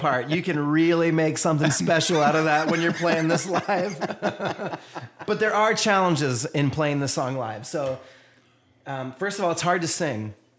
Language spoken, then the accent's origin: English; Columbus, Georgia, United States; So my brothers and I grew up in Columbus at Fort Benning